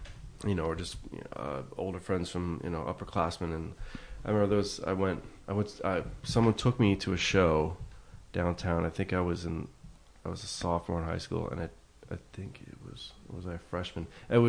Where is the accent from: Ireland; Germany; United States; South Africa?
United States; New York; I did have growing up in New York. I had a friend who was a little older than me